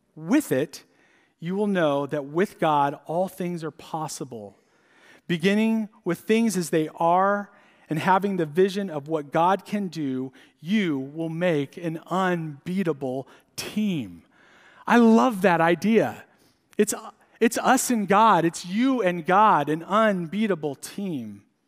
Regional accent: San Diego, California, United States; moved away; I grew up in San Diego

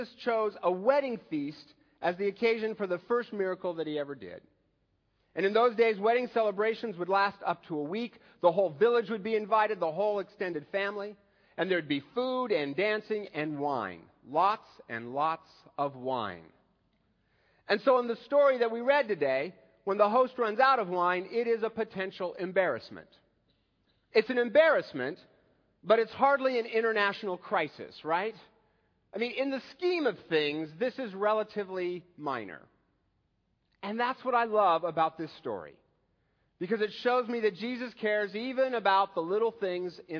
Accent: Seattle, Washington, United States; I'm from Seattle

